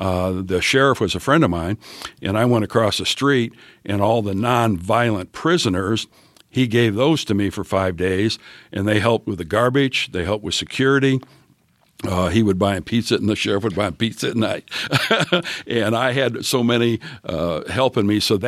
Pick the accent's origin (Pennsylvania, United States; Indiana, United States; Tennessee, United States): Indiana, United States; Greenfield; I come from Greenfield. The average home was $124,000. I come up here, and the average home's $356,000.